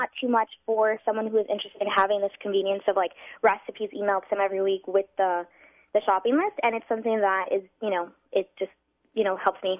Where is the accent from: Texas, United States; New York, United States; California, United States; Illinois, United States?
New York, United States; New York City; moved away as an adult; now in Los Angeles, United States; I'm from Brooklyn.